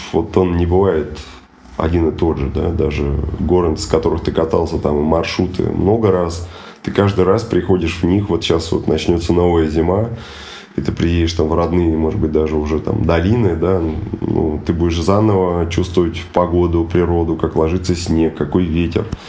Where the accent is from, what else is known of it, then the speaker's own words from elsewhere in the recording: Russia; moved away as an adult; also born or lived in Moscow; now in Terskol, Russia; это были овраги в детстве на, на Горной, где я родился и вырос